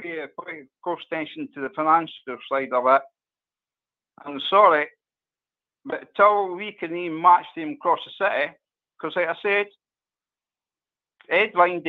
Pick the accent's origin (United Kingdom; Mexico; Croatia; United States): United Kingdom; Dunfermline, Scotland; I'm from Dunfermline